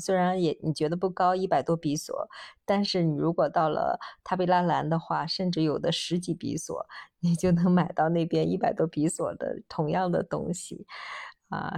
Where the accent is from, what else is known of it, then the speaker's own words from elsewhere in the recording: China; 我们中国人喜欢扎堆儿的地方